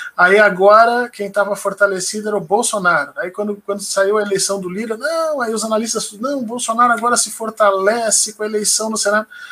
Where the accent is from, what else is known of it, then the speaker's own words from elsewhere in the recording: Porto Alegre, Rio Grande do Sul, Brazil; moved away as an adult; now in Brasília, Brazil; Eu sou de Porto Alegre, do Rio Grande do Sul